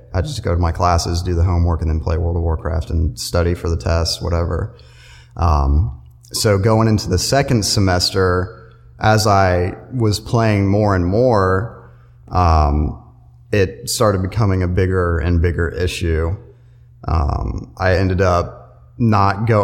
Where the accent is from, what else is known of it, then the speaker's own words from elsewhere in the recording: Matthews, North Carolina, United States; I'm from Matthews, North Carolina. I graduated high school in 2010